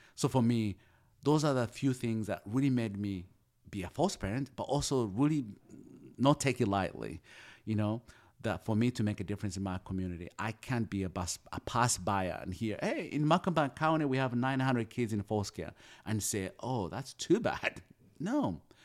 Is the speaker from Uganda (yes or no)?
yes; Uganda; moved away as an adult; also born or lived in Kampala, Uganda; now in United States; I come from Uganda, we are colonized by the British.